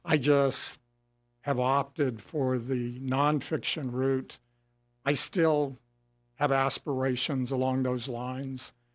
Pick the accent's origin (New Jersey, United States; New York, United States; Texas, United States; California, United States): Texas, United States; San Antonio; I grew up in San Antonio